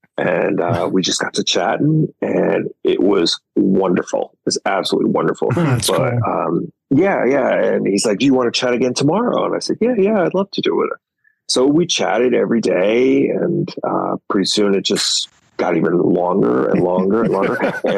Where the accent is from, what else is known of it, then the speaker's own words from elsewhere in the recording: United States; now in Ireland; Americans, I find, like myself particularly, we have a toilet humor. Like I grew up on The Simpsons and with the Family Guy